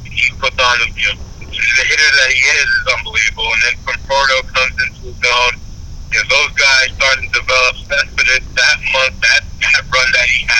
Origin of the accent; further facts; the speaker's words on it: New York City, New York, United States; being a kid born and raised in the Bronx, not too far from the stadium, growing up in Brosneck, you know, Pelham Parkway area